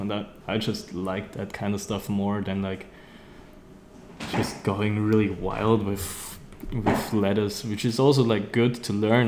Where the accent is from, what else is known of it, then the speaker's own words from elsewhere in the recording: Austria; also born or lived in Vienna; I'm from Austria